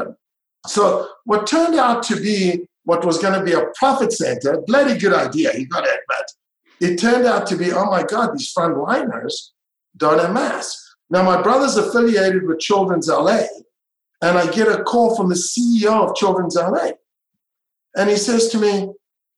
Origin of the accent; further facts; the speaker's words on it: Israel; also born or lived in South Africa; now in United States; I grew up in Israel and I was, you know, born in South Africa and I'm international community.